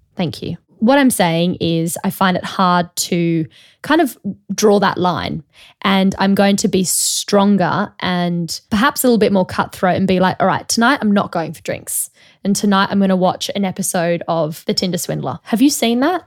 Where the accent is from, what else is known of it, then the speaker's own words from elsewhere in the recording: Australia; also born or lived in Sydney; now in London, United Kingdom; as an Australian